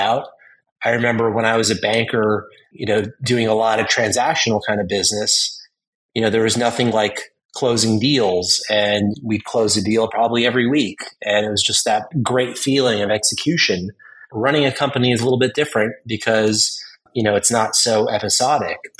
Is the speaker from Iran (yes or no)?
no; Southern California, United States; Growing up in Southern California